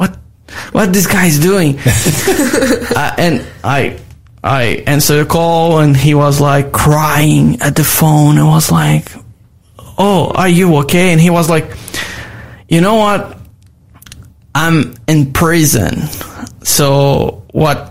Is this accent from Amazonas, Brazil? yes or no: yes; Manaus, Amazonas, Brazil; English is a second language; moved away as an adult; now in Australia; I'm from Amazon. Yeah, I born like surround, like my city was surrounded by the jungle